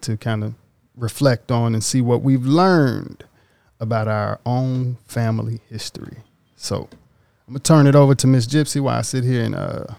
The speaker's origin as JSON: {"language": "English", "town": "Oxford", "region": "Mississippi", "country": "United States", "moved": "as an adult", "lives_now": "Los Angeles, United States", "said": "I am from Oxford, Mississippi, along with our guest, Dion Barr."}